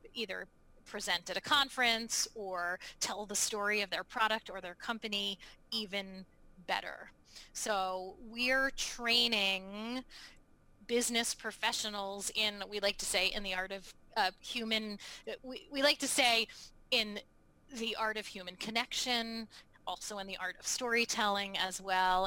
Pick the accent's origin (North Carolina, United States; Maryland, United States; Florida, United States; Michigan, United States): Maryland, United States; Baltimore; now in New England, United States; I grew up in Baltimore, Maryland